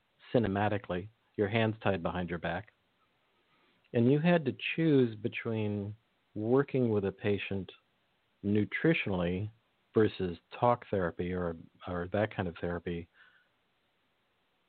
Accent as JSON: {"language": "English", "area": "Salinas Valley", "region": "California", "country": "United States", "tie": "born or raised there", "said": "I grew up near the Salinas Valley"}